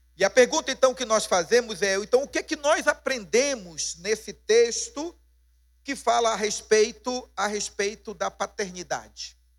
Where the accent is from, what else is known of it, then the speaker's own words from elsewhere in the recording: Pará, Brazil; como paraense